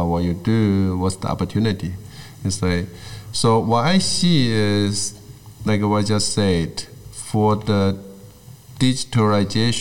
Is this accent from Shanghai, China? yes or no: no; Guangdong, China; English is a second language; moved away; I grew up in Guangdong.